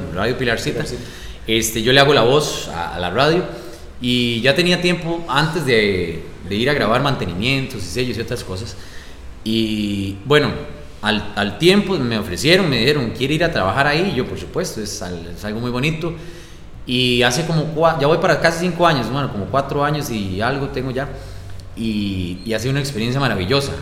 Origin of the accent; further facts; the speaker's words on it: Grecia, Alajuela, Costa Rica; soy del barrio latino aquí en Grecia, de barrio latino